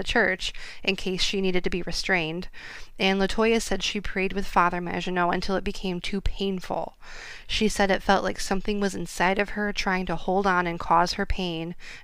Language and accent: English; Midwest, United States; accent: American; We're from the Midwest.